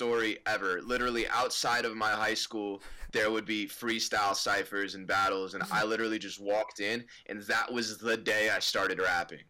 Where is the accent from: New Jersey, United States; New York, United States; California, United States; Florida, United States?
New Jersey, United States; Livingston; I'm from Livingston